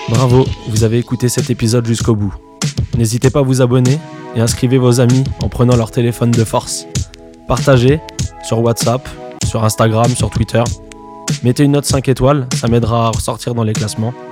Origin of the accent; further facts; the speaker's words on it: Montreuil, Île-de-France, France; Moi, je viens de Montreuil.